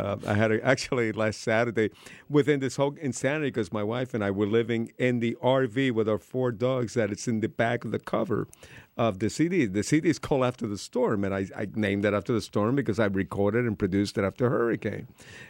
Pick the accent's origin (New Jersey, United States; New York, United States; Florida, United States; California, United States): Florida, United States; Miami; also born or lived in Cuba; Being a Cuban immigrant when I was growing up in Miami, no one took me seriously as a rocker playing guitar